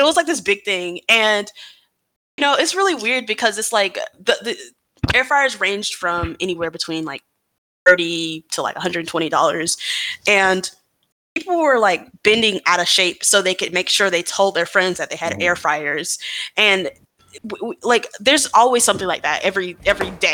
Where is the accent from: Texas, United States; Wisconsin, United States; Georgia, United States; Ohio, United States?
Georgia, United States; Atlanta; I told people I was from the South, like, oh, I'm from Atlanta